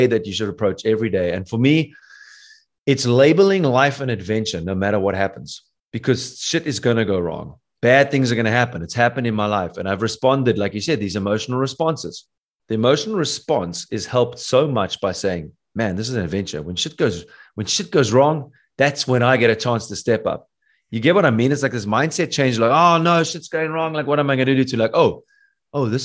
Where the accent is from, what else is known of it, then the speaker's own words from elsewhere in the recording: South Africa; I'm from South Africa.